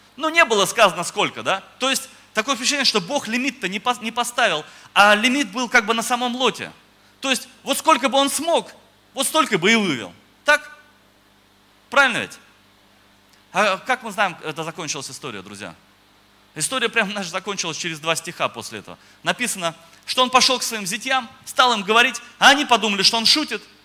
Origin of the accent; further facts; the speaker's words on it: Moscow, Russia; moved away as an adult; now in Oryol, Russia; я вообще сам из Москвы, э, я пастор в Орле, но сам вообще я из Москвы. В Москве родился, жил